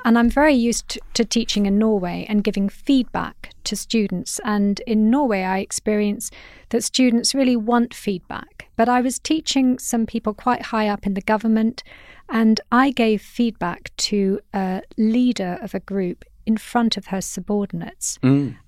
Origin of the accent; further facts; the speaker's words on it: United Kingdom; as a Brit